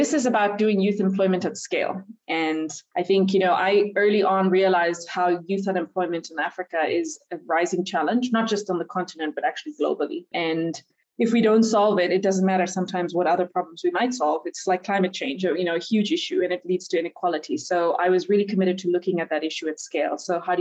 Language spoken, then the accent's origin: English; India; moved away; also born or lived in Nigeria / United States; I was born and raised in India, but also grew up a little bit in Nigeria.